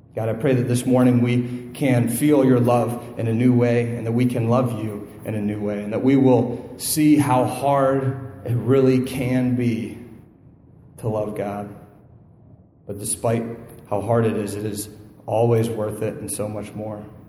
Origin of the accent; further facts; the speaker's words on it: Northeast Ohio, United States; moved away; I'm from Northeast Ohio